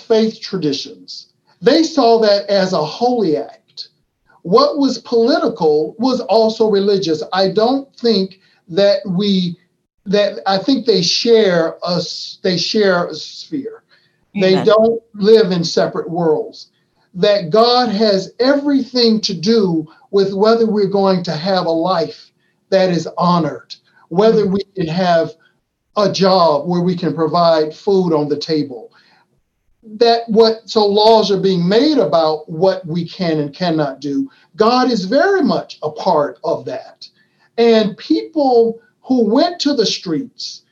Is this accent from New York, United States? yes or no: no; Florida, United States; my home state of Florida